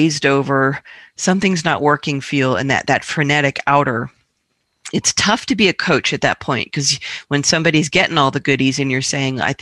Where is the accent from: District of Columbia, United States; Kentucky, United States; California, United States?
District of Columbia, United States; Washington; moved away; I grew up in Washington, D.C.